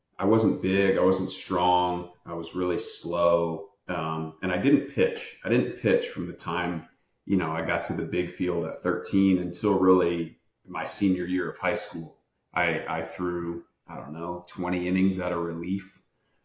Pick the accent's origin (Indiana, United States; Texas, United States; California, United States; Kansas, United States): Indiana, United States; Kokomo; Kokomo, Indiana, my hometown